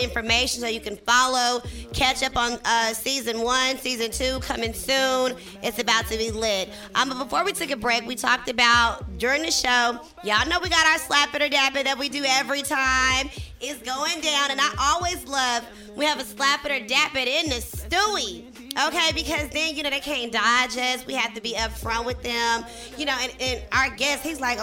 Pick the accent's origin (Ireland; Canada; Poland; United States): United States; Texas; I'm from Texas